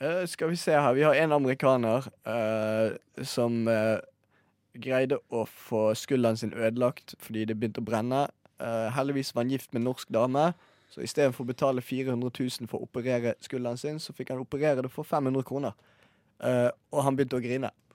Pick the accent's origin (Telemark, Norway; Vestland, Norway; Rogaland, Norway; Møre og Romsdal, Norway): Vestland, Norway; Bergen; jeg er fra Bergen